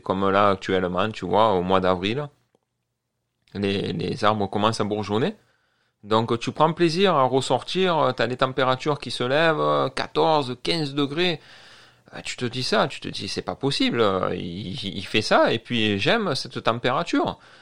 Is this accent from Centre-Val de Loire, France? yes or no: no; Marseille, Provence-Alpes-Côte d'Azur, France; moved away as an adult; also born or lived in New Brunswick, Canada; now in Quebec, Canada; je viens de Marseille